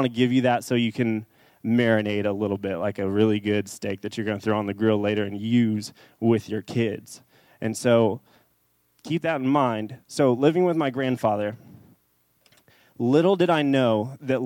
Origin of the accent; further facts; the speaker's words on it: Dallas, Texas, United States; I grew up in Dallas. I grew up in kind of a South Dallas area.